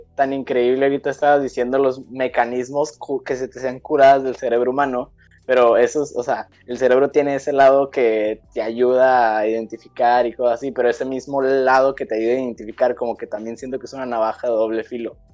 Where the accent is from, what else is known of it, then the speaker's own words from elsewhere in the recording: Mexico; nosotros como mexicanos